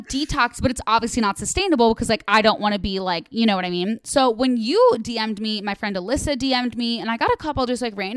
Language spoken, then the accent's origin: English; Midwest, United States; I'm from the Midwest.